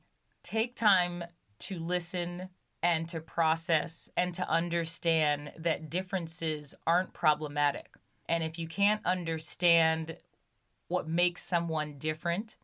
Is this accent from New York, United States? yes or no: yes; Brooklyn, New York, United States; growing up in Brooklyn as a young Black girl